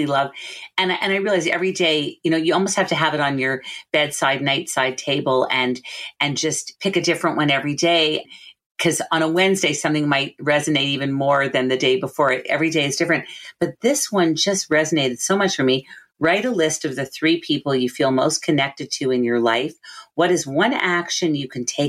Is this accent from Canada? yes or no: yes; Canada; I'm saying Barnes and Noble because we're Canadian